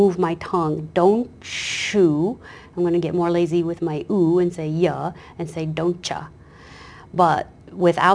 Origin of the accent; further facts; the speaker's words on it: Kansas, United States; moved away; This is my hometown, my home state